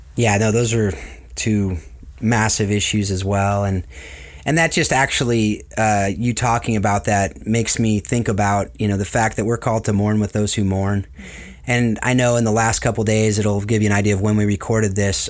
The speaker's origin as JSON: {"language": "English", "region": "Southern California", "country": "United States", "tie": "born or raised there", "also_born_or_lived": "Atlanta", "said": "I was born and raised in Southern California"}